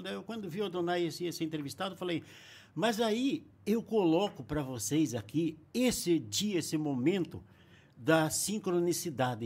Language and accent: Portuguese; Castro, Paraná, Brazil; moved away; Eu nasci em Castro, aqui perto de Ponta Grossa